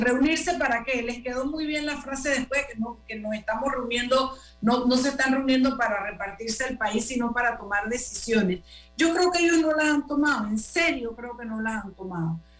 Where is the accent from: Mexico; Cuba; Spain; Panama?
Panama; como panameños